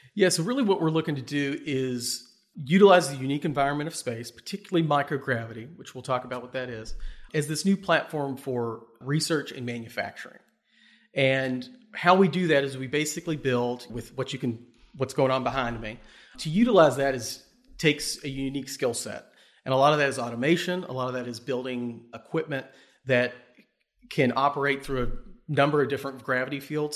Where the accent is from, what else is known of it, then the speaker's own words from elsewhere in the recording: Bardstown, Kentucky, United States; Born and raised in Kentucky, um, from Bardstown, grew up on a, a cattle and tobacco farm in, in Bardstown